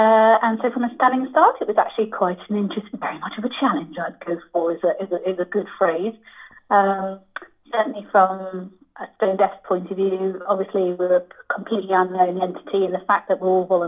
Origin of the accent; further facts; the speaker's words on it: Newcastle, North East England, United Kingdom; Originally, yes, I'm from Newcastle, but you really can't tell.